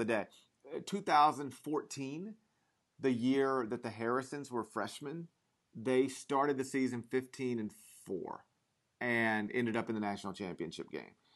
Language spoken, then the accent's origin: English; Mississippi, United States; I grew up in Mississippi